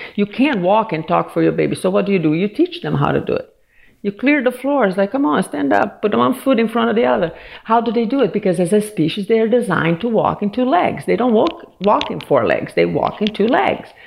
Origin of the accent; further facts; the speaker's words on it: Brazil; also born or lived in Washington, D.C. area; now in United States; I'm originally from Brazil, and I moved here um, 30 some years ago